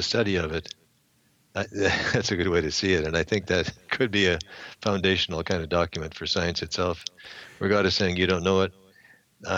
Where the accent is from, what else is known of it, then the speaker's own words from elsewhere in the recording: Canada; I'm a Canadian